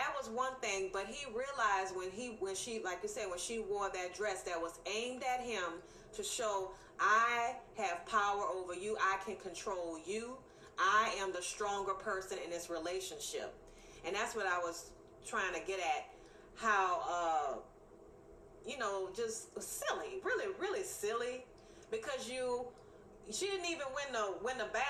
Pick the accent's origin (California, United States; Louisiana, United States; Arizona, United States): Louisiana, United States; New Orleans; New Orleans in the South, my hometown